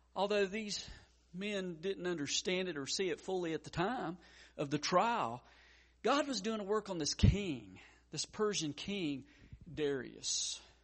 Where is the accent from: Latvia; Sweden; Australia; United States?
United States; Hendersonville; Hendersonville, my hometown.